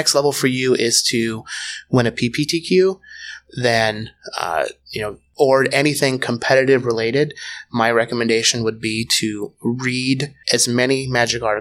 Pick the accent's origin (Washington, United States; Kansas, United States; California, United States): Washington, United States; Tacoma; also born or lived in Roanoke, Virginia; now in Seattle, United States; I'm originally from Tacoma, Washington